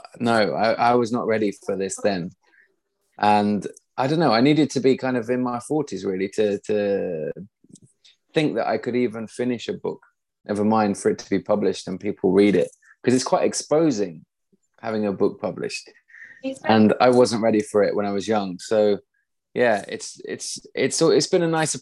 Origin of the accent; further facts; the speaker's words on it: East Midlands, United Kingdom; now in Sweden; I'm from the East Midlands, from a family with no books or a home with no books.